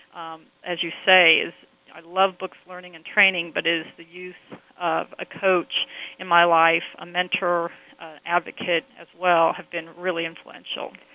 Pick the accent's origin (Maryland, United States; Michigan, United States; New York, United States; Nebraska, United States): Nebraska, United States; Omaha; I grew up in Omaha, Nebraska